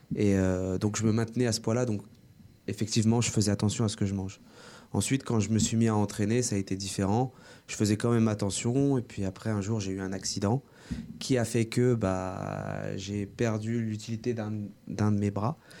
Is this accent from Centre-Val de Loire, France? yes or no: yes; Orléans, Centre-Val de Loire, France; je suis né en France. J'ai vécu euh, toute ma vie à la source. Euh, je suis orléanais